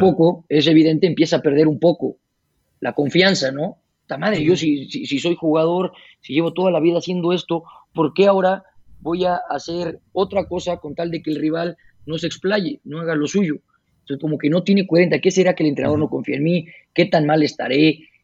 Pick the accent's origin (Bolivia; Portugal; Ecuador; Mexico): Mexico; Puebla; moved away as an adult; also born or lived in United States / Spain / Canada; llegar aquí a Puebla otra vez